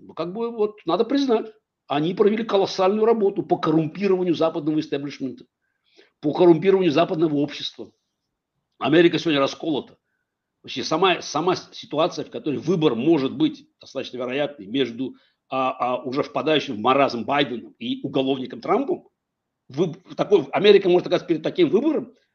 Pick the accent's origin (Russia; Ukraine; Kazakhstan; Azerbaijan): Azerbaijan; Baku; Я, я вырос в Советском Союзе. Как бы отец еврей, мать армянка, в Баку вырос